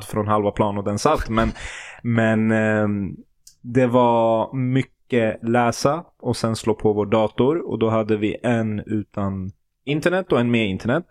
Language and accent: Swedish; Sweden; jag är född och uppvuxen i Sverige